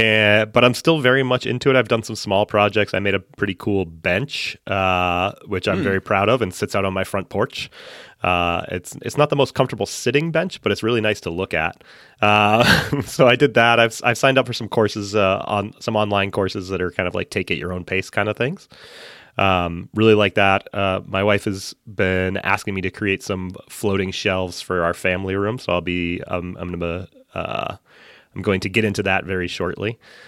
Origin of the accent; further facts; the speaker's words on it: Massachusetts, United States; I grew up in central Massachusetts, and now I live just north of Boston.